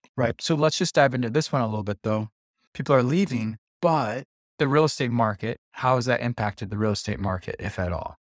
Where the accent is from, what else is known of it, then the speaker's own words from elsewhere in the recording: Wisconsin, United States; moved away; I'm originally from Wisconsin